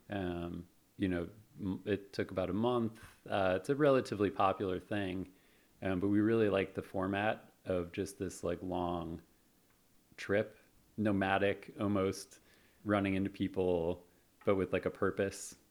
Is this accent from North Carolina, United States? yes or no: no; Chicago, Illinois, United States; moved away as an adult; now in San Francisco, United States; I grew up, uh, in Chicago, moved out here to San Francisco, in two thousand six